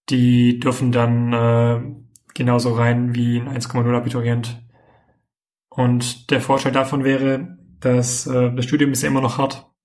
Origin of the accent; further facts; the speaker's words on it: Tübingen, Baden-Württemberg, Germany; da wo ich herkomme, in Tübingen.